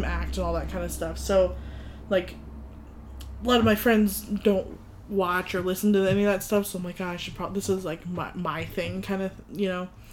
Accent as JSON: {"language": "English", "country": "United States", "tie": "born or raised there", "said": "I grew up in the States"}